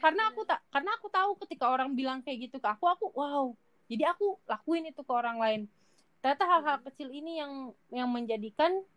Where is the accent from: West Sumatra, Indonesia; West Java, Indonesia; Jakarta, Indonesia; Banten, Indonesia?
West Java, Indonesia; Majalengka; moved away as an adult; aku dari Majalengka